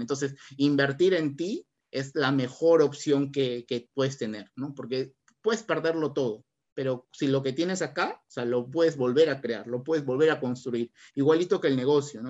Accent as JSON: {"language": "Spanish", "town": "Barranca", "region": "Lima", "country": "Peru", "said": "somos de acá de Barranca"}